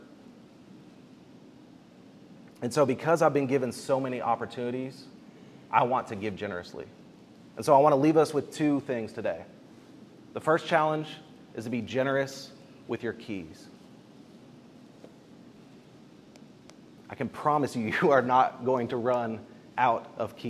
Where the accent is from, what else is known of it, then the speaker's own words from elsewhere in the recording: Bartlesville, Oklahoma, United States; I grew up in Bartlesville, Oklahoma